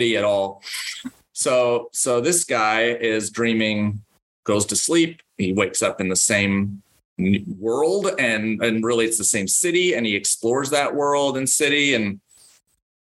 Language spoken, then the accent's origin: English; Ann Arbor, Michigan, United States; moved away; I grew up in Ann Arbor, Michigan, and I was in Ann Arbor, Michigan from birth